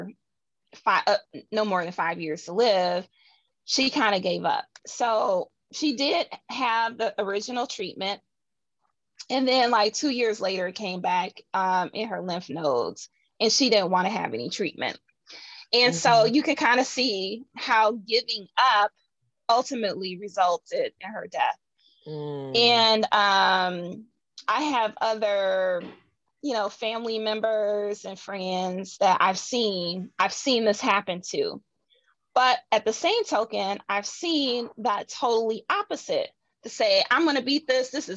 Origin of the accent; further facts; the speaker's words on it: Midwest, United States; I'm a Midwesterner, so we say things a certain way.